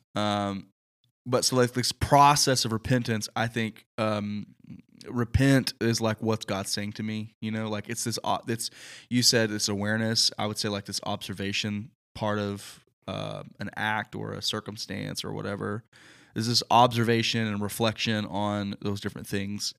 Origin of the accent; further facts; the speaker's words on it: the Bible Belt, Southern United States, United States; growing up in the Bible Belt